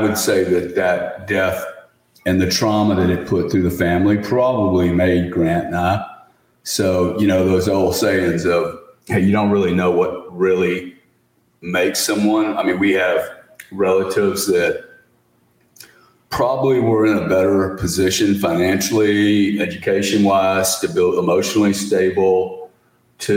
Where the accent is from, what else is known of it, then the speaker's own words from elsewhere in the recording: Louisiana, United States; we grew up in Louisiana with really raised by a single mom